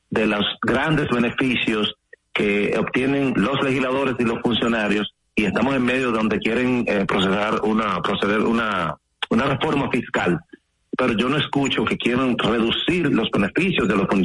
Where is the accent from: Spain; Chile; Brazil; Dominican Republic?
Dominican Republic; usted me representa a mí como dominicano.